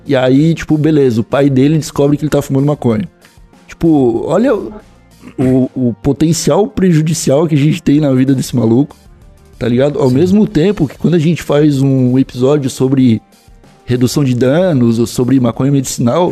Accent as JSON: {"language": "Portuguese", "region": "Santa Catarina", "country": "Brazil", "said": "sou de Santa Catarina"}